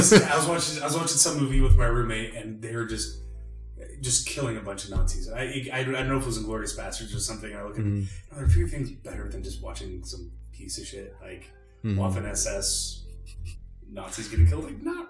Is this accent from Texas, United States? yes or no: no; Silverton, Oregon, United States; born or raised there; also born or lived in Chico, California